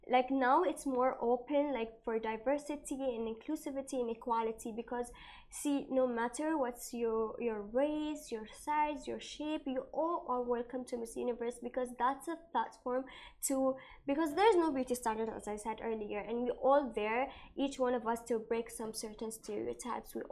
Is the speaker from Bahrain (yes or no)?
yes; Bahrain; I'm from Bahrain and I'm from a, a, Muslim background.